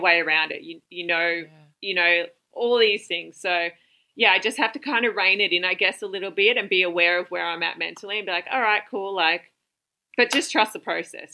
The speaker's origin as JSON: {"language": "English", "town": "Wagga Wagga", "region": "New South Wales", "country": "Australia", "moved": "yes", "lives_now": "Central Coast, Australia", "said": "I'm actually from Wagga"}